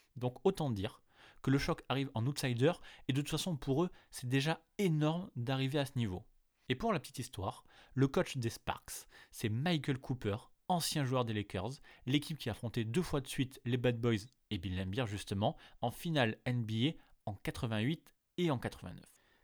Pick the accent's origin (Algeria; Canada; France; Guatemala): France; chez nous en France